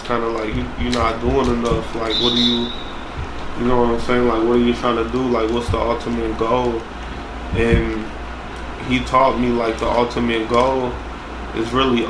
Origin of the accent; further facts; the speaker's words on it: St. Paul, Minnesota, United States; I'm from West Side, not West St. Paul.